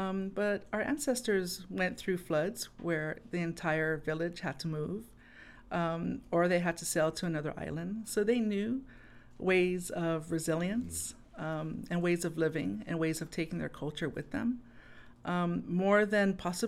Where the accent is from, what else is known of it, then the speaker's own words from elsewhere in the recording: Hawaii, United States; it's not the worldview that we see today as a Hawaiian.